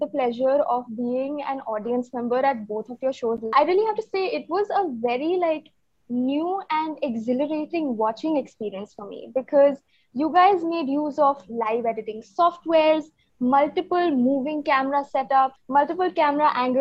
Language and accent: English; Chandigarh, India; I'm from Chandigarh